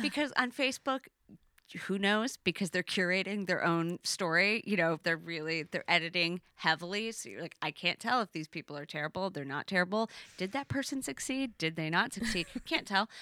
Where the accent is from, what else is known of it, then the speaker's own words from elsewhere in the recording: Elk Rapids, Michigan, United States; I grew up in, um, Elk Rapids, which is tiny